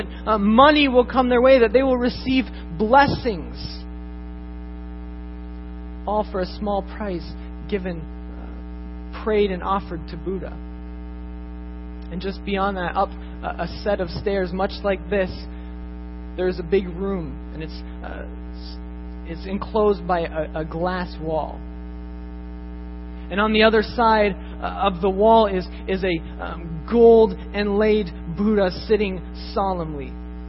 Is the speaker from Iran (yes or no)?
no; Japan; Growing up in Japan, I saw this firsthand.